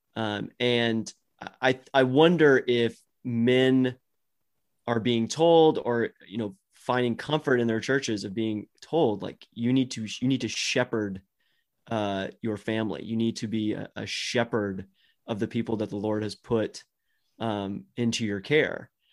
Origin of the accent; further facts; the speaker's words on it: Dallas, Texas, United States; I grew up in Dallas, Fort Worth